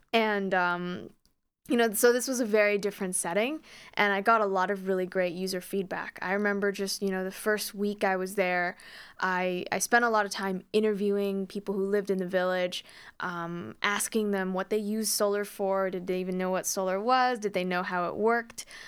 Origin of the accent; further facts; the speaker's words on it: Calgary, Alberta, Canada; moved away; I'm actually originally from Calgary